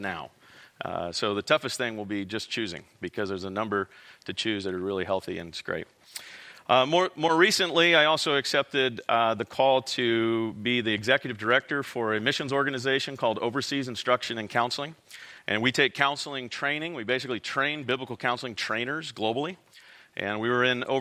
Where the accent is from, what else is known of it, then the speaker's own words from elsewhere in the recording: Visalia, California, United States; also born or lived in Corcoran, California / Fresno, California; I grew up in Central California, Tulare, Visalia.